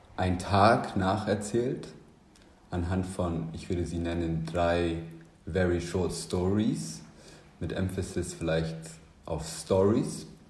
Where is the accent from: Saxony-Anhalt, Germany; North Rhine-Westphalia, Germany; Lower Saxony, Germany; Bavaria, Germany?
Bavaria, Germany; Munich; Ich bin ja in München aufgewachsen